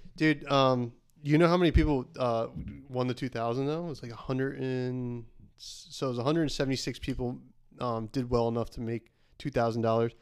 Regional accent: the Hamptons, New York, United States; we're from the Hamptons

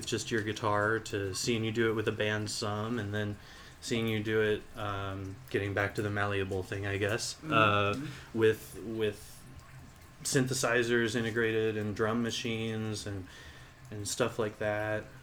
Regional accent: Des Moines, Iowa, United States; we're from Des Moines, Iowa

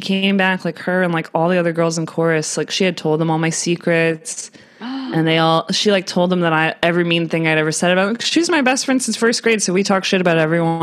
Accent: North Carolina, United States; also born or lived in Georgia; I grew up, originally I grew up with like 3 sisters and, 2 parents in North Carolina.

